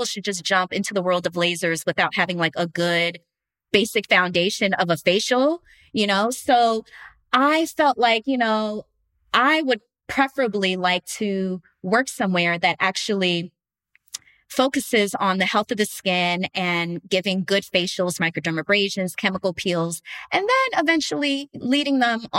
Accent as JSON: {"language": "English", "region": "New Jersey", "country": "United States", "lives_now": "Los Angeles, United States", "said": "I was in LA from New Jersey."}